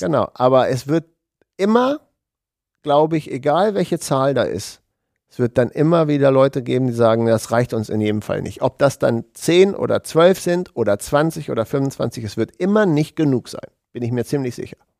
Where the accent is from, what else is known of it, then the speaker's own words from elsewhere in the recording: Hanover region, Lower Saxony, Germany; es ist ja auch meine Heimat